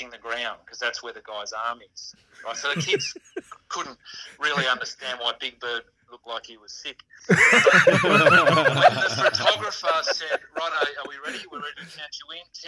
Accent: Geelong, Victoria, Australia; Growing up in Geelong in the late 70s, early 80s

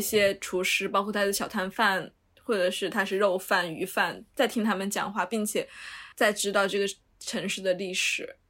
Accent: Sichuan, China; now in Beijing, China; 我们四川人

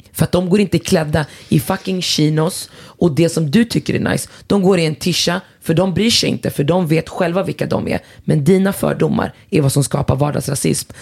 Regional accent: Västerås, Västmanland, Sweden; jag är från Västerås och om jag hade varit från orten så är det fortfarande Sverige

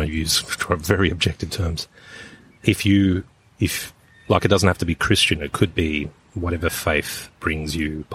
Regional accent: Petersham, New South Wales, Australia; growing up in Petersham

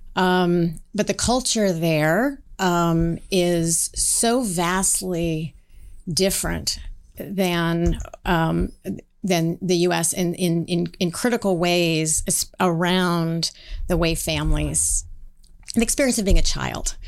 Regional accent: Seattle, Washington, United States; I grew up in Seattle, Washington in the nineteen seventies

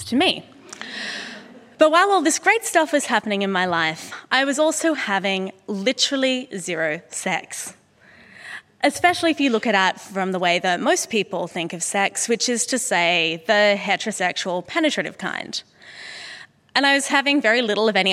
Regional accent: Sydney, New South Wales, Australia; moved away; here today in my hometown and at the Sydney Opera House

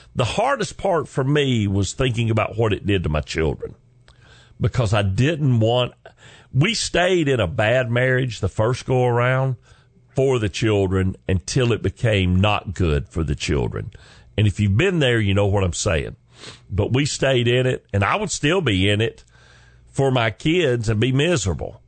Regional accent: the South, United States; accent: southern drawl; I'm from the South. I'm a Southern gentleman

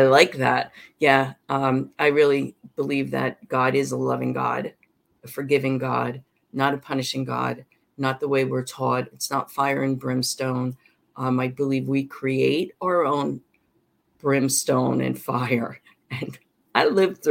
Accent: South Amboy, New Jersey, United States; moved away as an adult; also born or lived in St. Petersburg Beach, Florida; my hometown in South Amboy, New Jersey

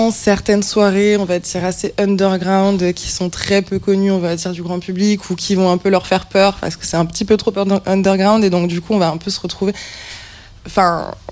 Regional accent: Toulouse, Occitania, France; Moi, je venais, de, je venais de Toulouse et je suis arrivée à Paris.

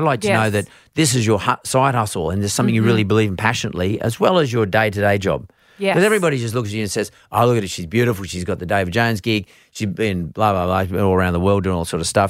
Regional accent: Perth, Western Australia, Australia; I grew up in Perth and I was a different everybody else. I looked a bit different.

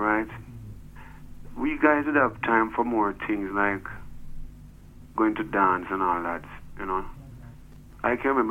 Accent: Kingston, Jamaica; I'm from Denhamtown, I'm from Trenchtown

